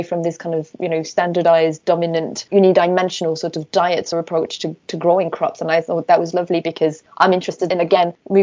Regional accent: Burgundy, Bourgogne-Franche-Comté, France; now in Nottingham, United Kingdom; I grew up in France in Burgundy, which is a region where food is a huge part of the tradition

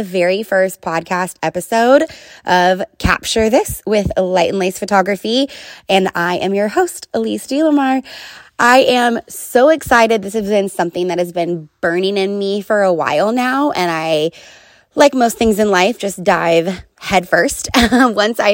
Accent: Oakley, California, United States; I grew up in Oakley, which is probably like the smallest town at that time, one of the smallest towns in East Contra Costa County.

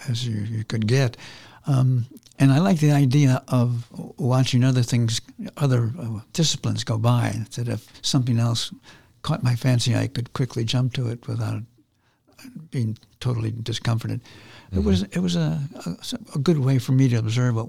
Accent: Chicago, Illinois, United States; I'm from Chicago, Illinois, originally. We lived in a tenement house called Pullman Homes, and then my dad bought a little two-flat

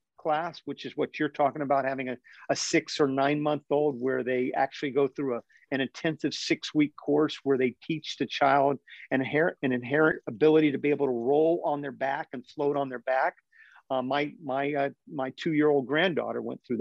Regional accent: Winter Haven, Florida, United States; I grew up in Winter Haven, Florida, which is about 75% water

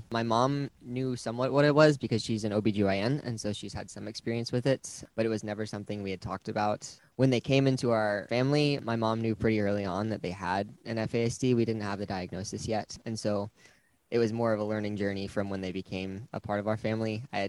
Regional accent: Wisconsin, United States; born there; now in Pittsboro, United States; I was born in Wisconsin and we've moved around a lot, but that's where I'm at right now.

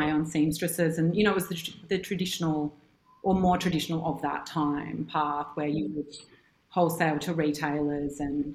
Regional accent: Sydney, New South Wales, Australia; also born or lived in New York; I'm from Sydney and I grew up here

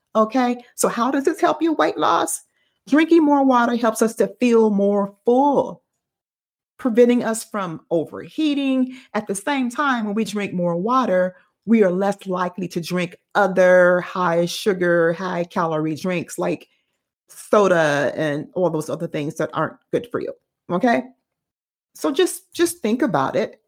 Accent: Dayton, Ohio, United States; I grew up in Dayton.

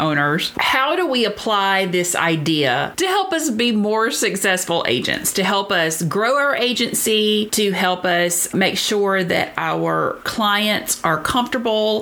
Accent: Deep South, United States; If you can't tell from my accent, I grew up in the very deep South

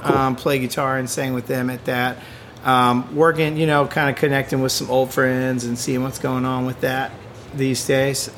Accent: Spartanburg, South Carolina, United States; moved away as an adult; also born or lived in Indiana / Atlanta; I grew up in Spartanburg, and I've been gone for about 15 years now

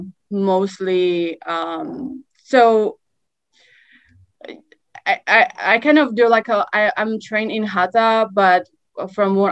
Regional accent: Czechia; moved away as an adult; I'm from Czech Republic originally. I moved here when I was 23.

